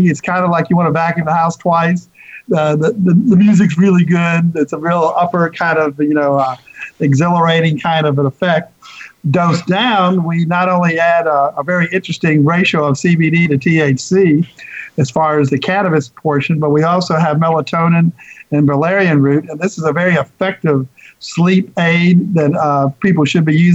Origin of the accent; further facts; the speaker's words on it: Winston-Salem, North Carolina, United States; my hometown is Winston Salem, North Carolina, which is the home of R.J. Reynolds